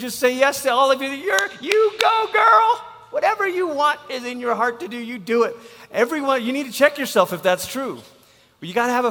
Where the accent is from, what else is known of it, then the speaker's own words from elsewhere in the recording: Malaysia; now in United States; I'm from Malaysia